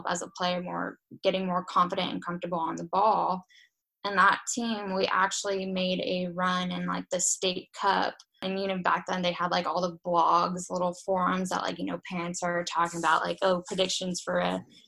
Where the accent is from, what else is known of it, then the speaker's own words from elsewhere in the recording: Los Angeles, California, United States; moved away as an adult; now in Iceland; Southern California, so in Los Angeles.